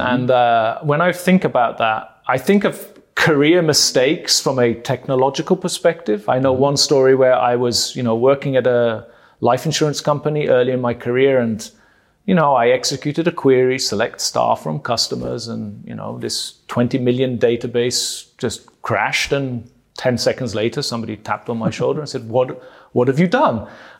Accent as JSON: {"language": "English", "country": "Malta", "tie": "born or raised there", "accent": "British accent", "lives_now": "Germany", "said": "And but I grew up in Malta, born in Malta. Most of my family is Maltese."}